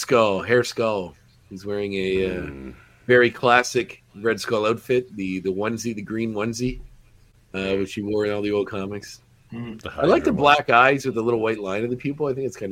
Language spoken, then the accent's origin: English; Antigonish, Nova Scotia, Canada; moved away; I grew up in Antigonish